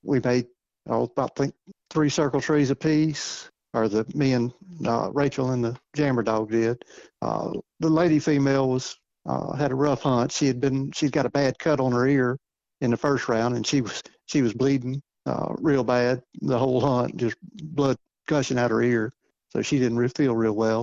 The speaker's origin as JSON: {"language": "English", "region": "Louisiana", "country": "United States", "moved": "as an adult", "lives_now": "Missouri, United States", "said": "I'm from Louisiana originally. I hadn't lived down there since 88. I went into service in 88. I've lived in Missouri since 95"}